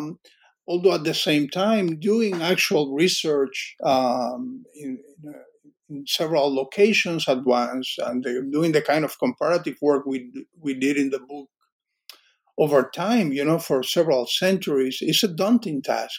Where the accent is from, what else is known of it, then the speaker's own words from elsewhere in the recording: Cuba; I grew up in Cuba, but we both had experienced this.